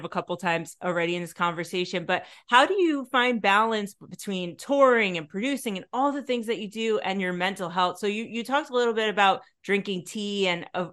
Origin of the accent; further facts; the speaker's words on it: New York, United States; now in Netherlands; I grew up in Yankee Stadium, basically in New York.